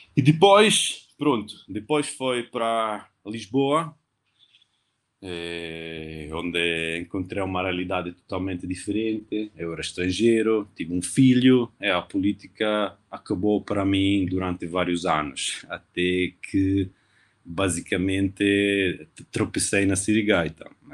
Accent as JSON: {"language": "Portuguese", "town": "Novara", "region": "Piedmont", "country": "Italy", "also_born_or_lived": "Turin", "second_language": "Portuguese", "moved": "yes", "said": "sou italiano, de Novara, uma cidade no norte da Itália, entre Milão e Turim"}